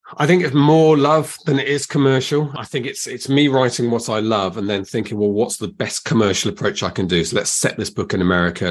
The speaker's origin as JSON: {"language": "English", "country": "United Kingdom", "said": "we're very British"}